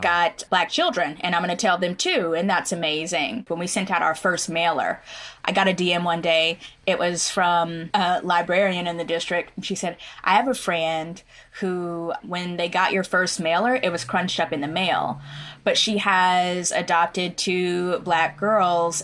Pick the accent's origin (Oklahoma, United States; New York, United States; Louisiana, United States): Oklahoma, United States; my own growing up in Oklahoma